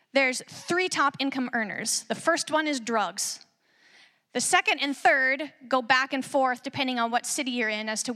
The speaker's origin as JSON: {"language": "English", "town": "Sequim", "region": "Washington", "country": "United States", "moved": "yes", "lives_now": "Salem, United States", "said": "I'm originally from Washington, from Squim, Washington, out on the Olympic Peninsula."}